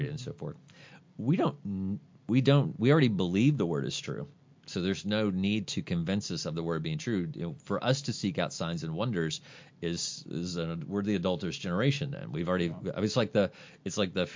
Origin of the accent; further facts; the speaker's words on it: Ohio County, Kentucky, United States; moved away as an adult; also born or lived in Smiths Grove, Kentucky; I'm from Ohio County